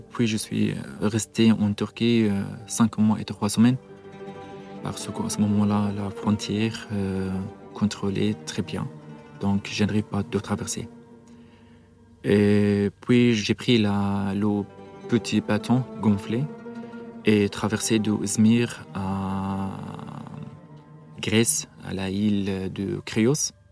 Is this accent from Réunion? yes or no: no; Syria; French is a second language; moved away as an adult; also born or lived in Lebanon; now in France; euh, je suis euh, de Syrie. Je suis parti euh, de Syrie parce que le régime de Syrie m'a demandé pour faire la service militaire avec eux en 2014.